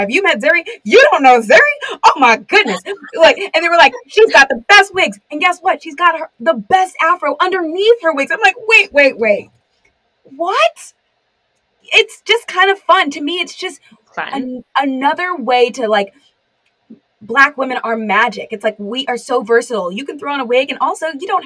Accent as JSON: {"language": "English", "region": "California", "country": "United States", "said": "I'm from California"}